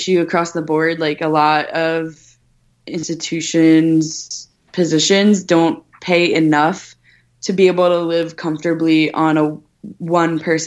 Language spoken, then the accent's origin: English; New York City, New York, United States; now in New Jersey, United States; I'm from Staten Island, where it was basically, everyone was, white, Italian, Catholic